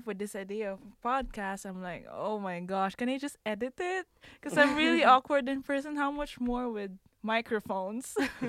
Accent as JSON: {"language": "English", "country": "Philippines", "moved": "yes", "lives_now": "France", "said": "Hi, I'm …. I'm from the Philippines."}